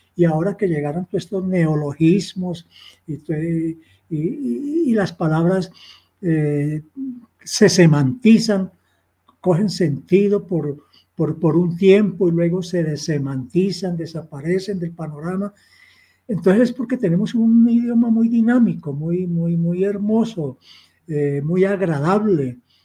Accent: Girardot, Cundinamarca, Colombia; yo soy de Girardot, provincia, un hogar muy humilde, y no sabía qué eran los libros

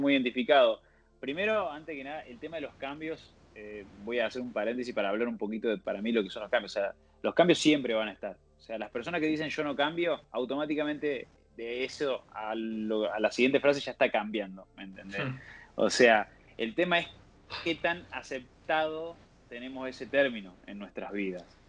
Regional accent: Villa Carlos Paz, Córdoba, Argentina; soy de Carlos Paz, de Córdoba

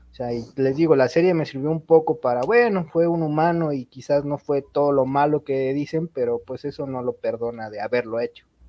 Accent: Mexico; como mexicano

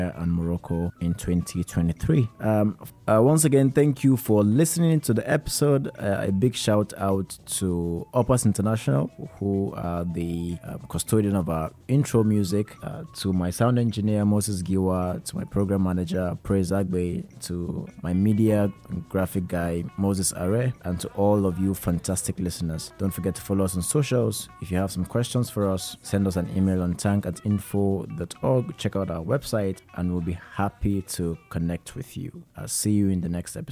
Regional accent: Nigeria; I'm a Nigerian

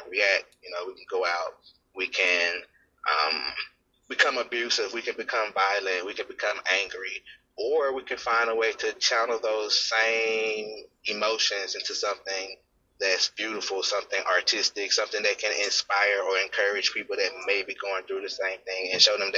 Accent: Mississippi, United States; I'm 33 from Mississippi.

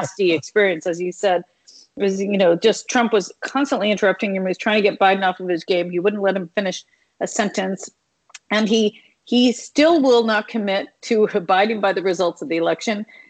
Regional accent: Alaska, United States; now in United Kingdom; I grew up in Alaska

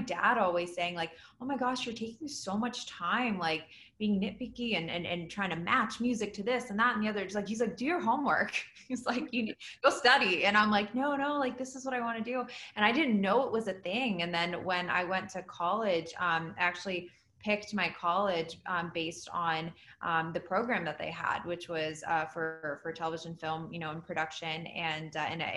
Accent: Washington, District of Columbia, United States; moved away as an adult; now in Los Angeles, United States; I grew up on the East Coast in the DC area, and I moved out to LA as soon as I could

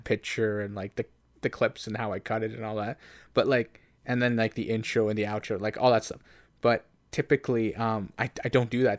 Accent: Canada; as a Canadian Latino

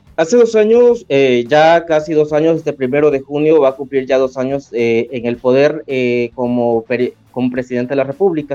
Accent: El Salvador

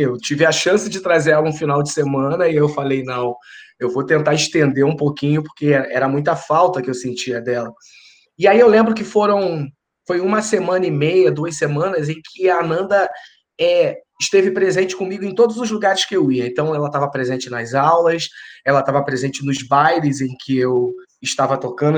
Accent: Rio de Janeiro, Brazil; moved away as an adult; also born or lived in São Paulo; nós somos do Rio, minha esposa é do Rio

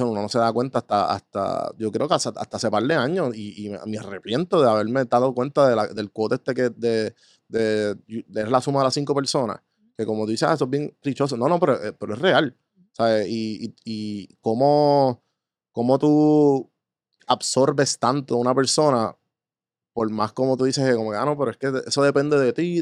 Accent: Puerto Rico; yo soy boricua

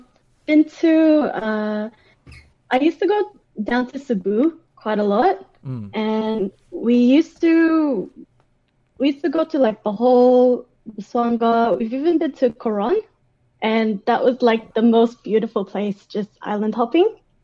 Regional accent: Australia; accent: Australian; also born or lived in Baguio, Philippines; my parents, they started from scratch here and they raised me. I pretty much went to school here. That's why I've got like this Australian accent.

